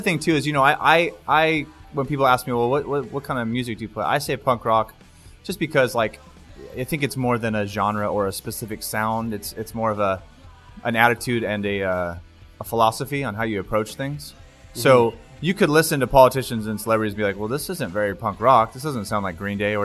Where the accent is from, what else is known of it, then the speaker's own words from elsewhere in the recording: Stockton, California, United States; I grew up in Stockton, California